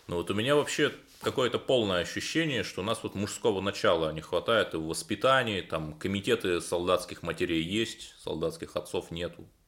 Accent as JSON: {"language": "Russian", "town": "Cherepovets", "region": "Vologda Oblast", "country": "Russia", "tie": "born or raised there", "moved": "yes", "said": "состоялся в Череповце. Это мой родной город"}